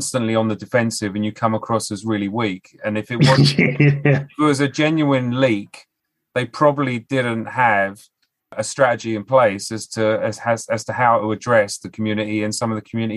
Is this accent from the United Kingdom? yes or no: yes; United Kingdom; as British people